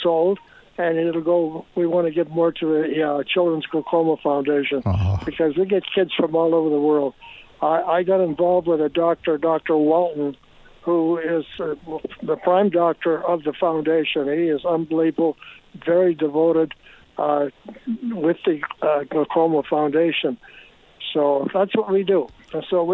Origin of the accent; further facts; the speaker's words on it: Edmonton, Alberta, Canada; moved away; I'm from Edmonton. That's something I won't forget, you know, myself either, because that's where I grew up, and that's where I got to play hockey.